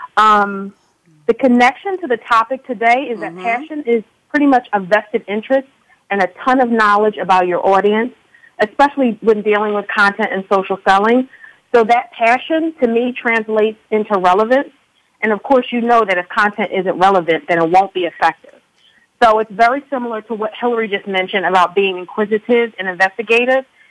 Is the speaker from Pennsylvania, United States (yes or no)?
yes; Philadelphia, Pennsylvania, United States; also born or lived in Upper Dublin, Pennsylvania; I'm calling from Pennsylvania right now. I'm in Upper Dublin, but I was born and raised in Philadelphia